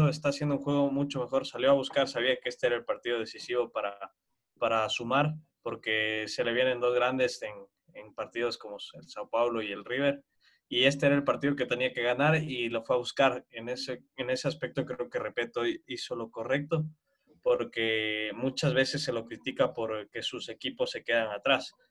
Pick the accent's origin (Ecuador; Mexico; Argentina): Ecuador; nos motiva mucho como ecuatorianos